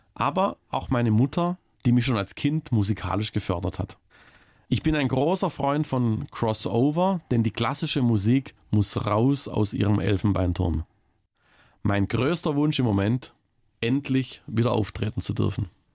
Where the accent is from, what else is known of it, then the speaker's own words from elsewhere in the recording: Baiersbronn, Baden-Württemberg, Germany; moved away; immer wenn ich nach Mitteltal komme, so heißt der Teilort, in dem ich aufgewachsen bin